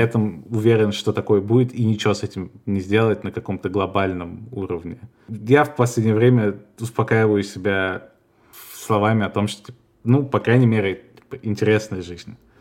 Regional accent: Russia; moved away as an adult; now in Spain; я из России

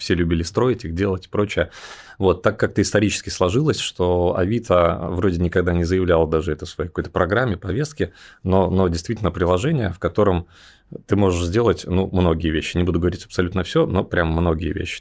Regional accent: Belarus; moved away as an adult; also born or lived in Riga, Latvia; now in Moscow, Russia; сам я родился в Беларуси, вот, и там провел сознательную юность.

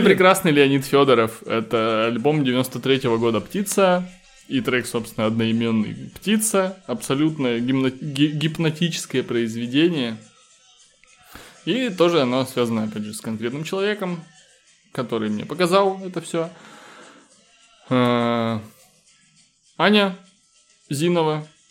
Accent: Kitovo, Russia; не в городе, а в моем родном селе в Китово

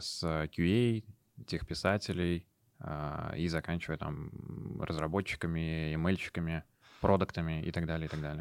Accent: Moscow, Russia; moved away as an adult; now in Kazan, Russia; я родился и вырос в Москве, до 18 лет я жил там и закончил гимназию 1534

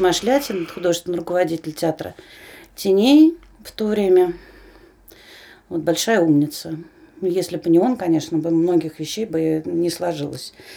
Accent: Moscow, Russia; я москвичка

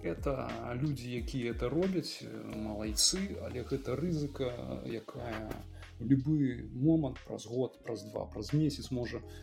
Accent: Belarus; now in Poland; мы беларусы

